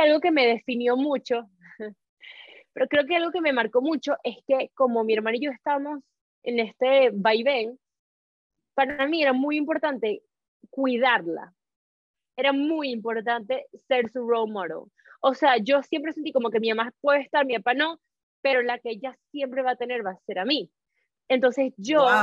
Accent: Caracas, Capital District, Venezuela; moved away as an adult; also born or lived in Spain / Tenerife / Luxembourg; now in Madrid, Spain; yo nací en Caracas

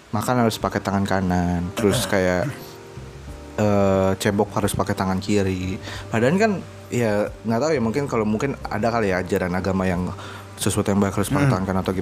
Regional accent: Pekalongan, Central Java, Indonesia; Kalau gue biasa di kampung gue, gue di Pekalongan, kampung gue ya uncle sih.

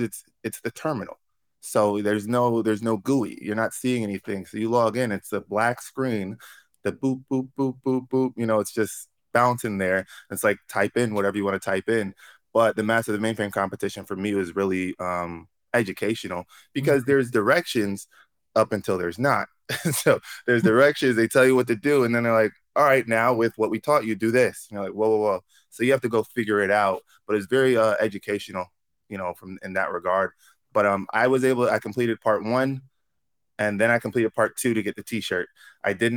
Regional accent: Syracuse, New York, United States; moved away as an adult; also born or lived in North Carolina; I'm originally from Syracuse, New York

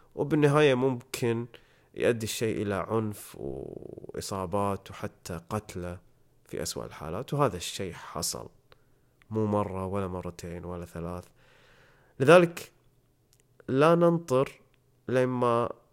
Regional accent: Kuwait; إحنا عندنا بالكويت

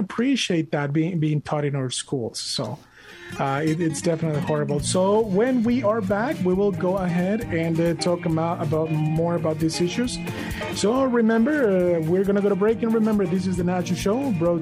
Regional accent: Monterrey, Nuevo León, Mexico; moved away; I was born and raised in Monterrey, Mexico.

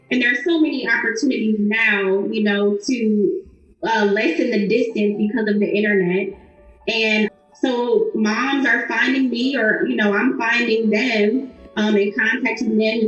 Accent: Ohio, United States; my home state

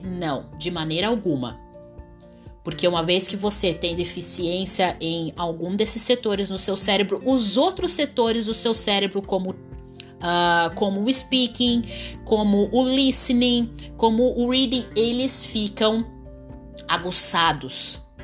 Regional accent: Brazil; eu sou brasileira nativa

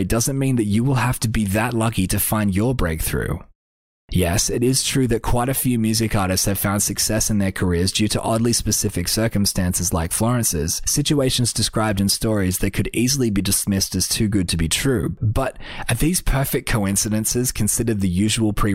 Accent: Australia; I'm just an Australian artist

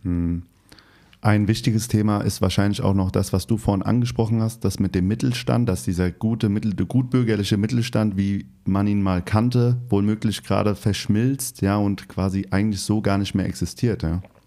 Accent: Hesse, Germany; now in Berlin, Germany; Ich komme aus Hessen Hast vielleicht gemerkt mit meinem Dialekt so ein bisschen

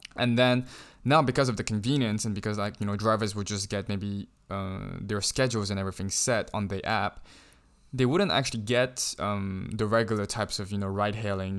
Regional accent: Shanghai, China; growing up in Shanghai, I never had issues with trying to get a taxi

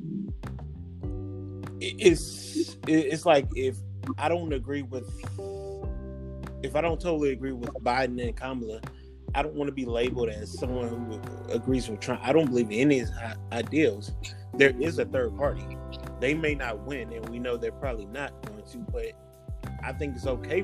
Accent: Columbia, South Carolina, United States; now in Atlanta, United States; I'm originally from Columbia, South Carolina. Right now, I'm residing in Atlanta, Georgia

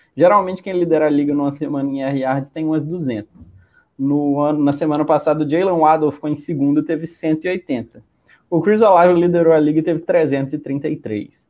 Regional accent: Minas Gerais, Brazil; eu sou mineiro, eu já falei trem, eu já falei trem aqui nessa live umas seis vezes

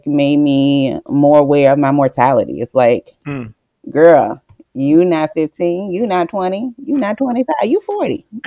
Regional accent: Richmond, United States; I'm born and raised in Richmond. I'm a Richmond girl. I've been here majority of my life

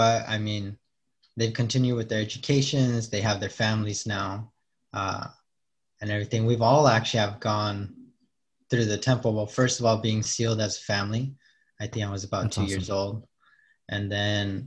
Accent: Fillmore, California, United States; I grew up in Fillmore

